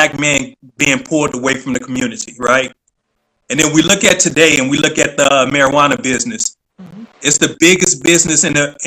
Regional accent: Detroit, Michigan, United States; now in Virginia, United States; born and raised in Detroit, like, you knew everybody.

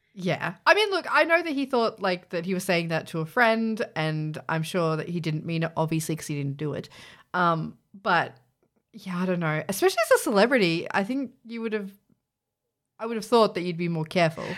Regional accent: Australia; we're Australian, so we say Z.

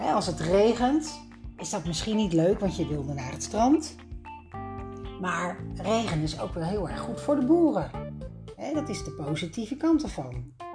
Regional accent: Leiden, South Holland, Netherlands; Samen met mijn dochter van 1 betrok ik een appartement in Leiden, mijn geboortestad

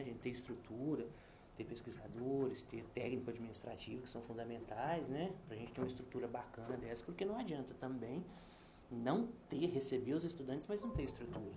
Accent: Brazil; na minha juventude eu era um jovem brasileiro do interior

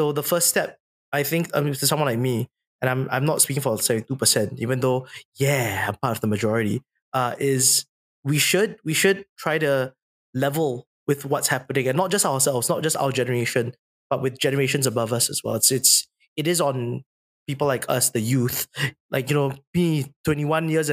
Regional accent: Singapore; being a Singaporean is an important part of my identity

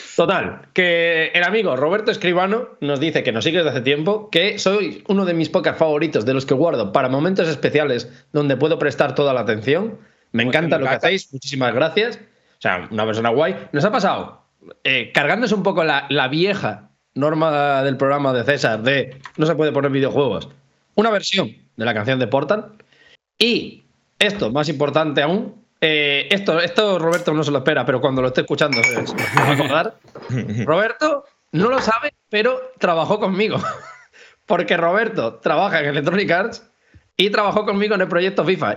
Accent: Galicia, Spain

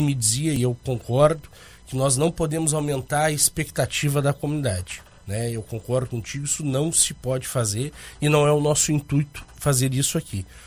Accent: Canguçu, Rio Grande do Sul, Brazil; eu sou natural de Canguçu

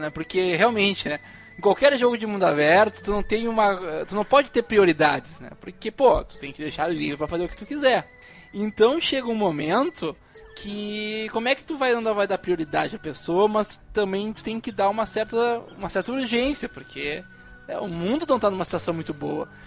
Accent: Brazil; É, sou brasileiro.

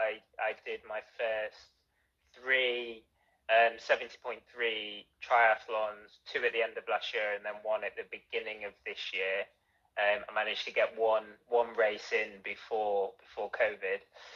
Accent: Nottingham, East Midlands, United Kingdom; I think I originally am from Nottingham

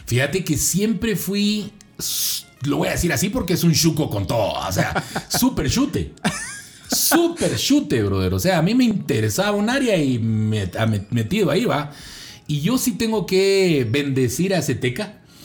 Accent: Zona 6, Guatemala Department, Guatemala; crecí en la zona 6, en los proyectos. Ahí crecí

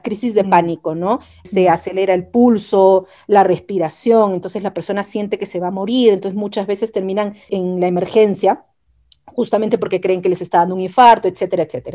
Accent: Peru; moved away as an adult; also born or lived in Chile; yo soy peruana

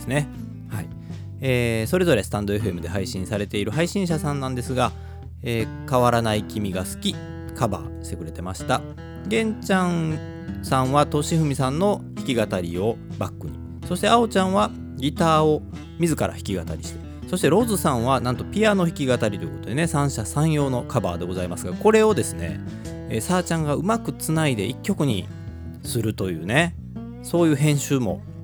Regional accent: Kobe, Hyogo, Japan; 神戸っ子

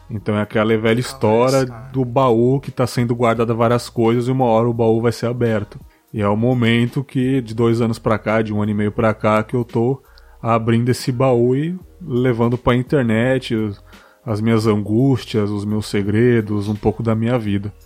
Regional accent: São Paulo, Brazil; now in Espírito Santo, Brazil; sou da, da Zona Leste de São Paulo, apesar de não morar mais lá

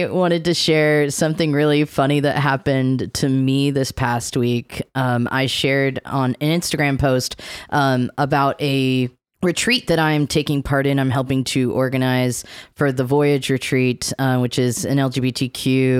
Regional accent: Maryland, United States; the city next to the city I grew up in Maryland

